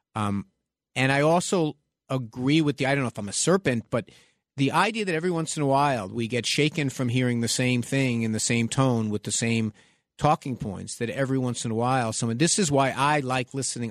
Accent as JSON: {"language": "English", "town": "New York City", "region": "New York", "country": "United States", "tie": "born or raised there"}